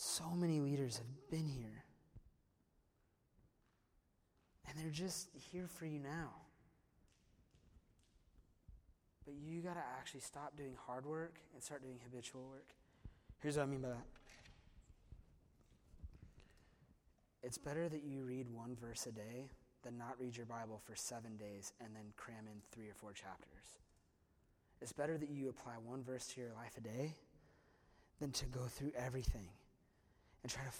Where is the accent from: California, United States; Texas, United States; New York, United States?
California, United States; Simi Valley; Ronald Reagan is buried in my hometown. He's buried in Simi Valley, California.